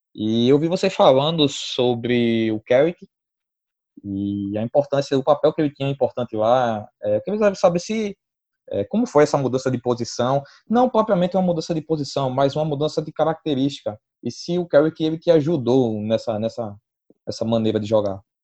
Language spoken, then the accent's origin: Portuguese; Brazil; a gente como brasileiro